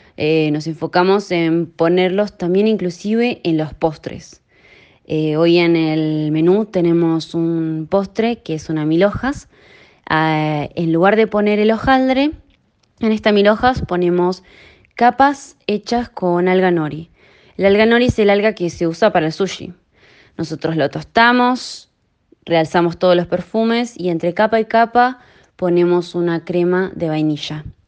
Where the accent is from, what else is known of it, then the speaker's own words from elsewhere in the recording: San Carlos de Bariloche, Río Negro, Argentina; moved away as an adult; also born or lived in Comodoro Rivadavia / Buenos Aires / Menton, France; now in Monaco; Soy argentina, nací en Comodoro Rivadavia y crecí en Bariloche.